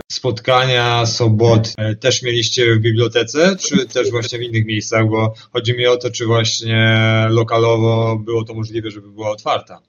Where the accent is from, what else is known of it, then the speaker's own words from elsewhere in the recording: Szczecin, West Pomeranian Voivodeship, Poland; u nas w Szczecinie